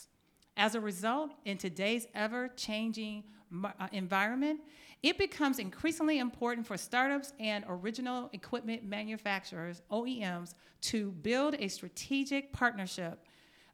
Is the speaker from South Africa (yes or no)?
no; Detroit, Michigan, United States; I grew up in Detroit, Michigan